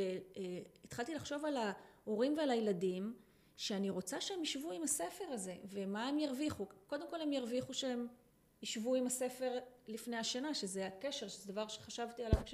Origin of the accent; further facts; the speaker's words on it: Israel; אני קיבוצניקית לשעבר